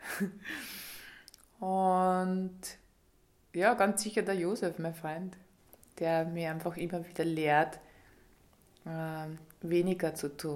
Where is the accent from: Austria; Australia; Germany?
Austria; Scharnstein, Upper Austria; now in Vienna, Austria; Aufgewachsen bin ich in Scharnstein ähm, und bin dann in Kirchdorf in Tschö Später dann in Steyr, äh, da habe ich die Krankenpflegeschule gemacht und 2003 bin ich nach Wien gegangen.